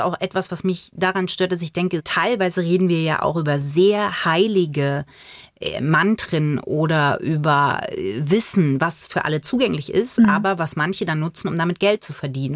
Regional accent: Bavaria, Germany; born or raised there; also born or lived in Magdeburg, Saxony-Anhalt

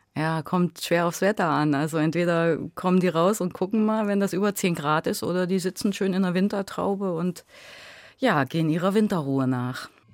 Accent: Lutherstadt Eisleben, Saxony-Anhalt, Germany; moved away as an adult; also born or lived in Halle / Duisburg-Ruhrort; now in Duisburg, Germany; ich bin aus Sachsen-Anhalt tatsächlich, aus genau Luther statt Eisleben. Das stimmt, da bin ich geboren.

